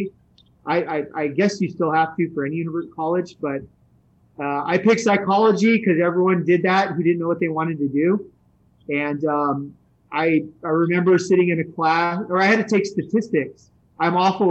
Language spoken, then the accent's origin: English; San Francisco, California, United States; now in Temecula, United States; I grew up in San Francisco